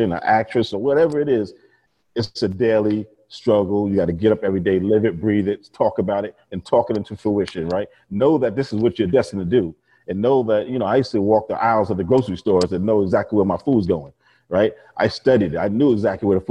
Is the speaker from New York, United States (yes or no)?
yes; New York and Long Island, United States; I grew up and born and raised in New York and Long Island.